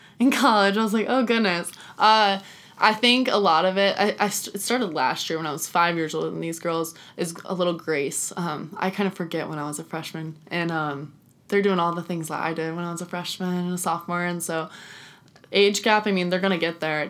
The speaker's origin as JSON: {"language": "English", "region": "Oregon", "country": "United States", "moved": "as an adult", "lives_now": "Wichita, United States", "said": "I am from Oregon and I'm far away from home."}